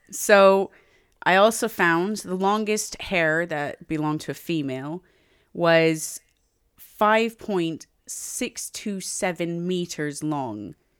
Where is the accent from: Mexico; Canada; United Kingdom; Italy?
Canada; I'm Native Canadian. I'm also Canadian. And I'm English.